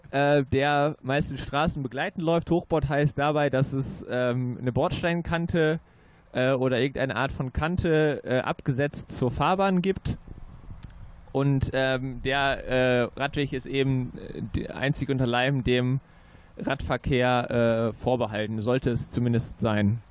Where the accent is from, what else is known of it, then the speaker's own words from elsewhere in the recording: Münster, North Rhine-Westphalia, Germany; als gebürtiger Münsteraner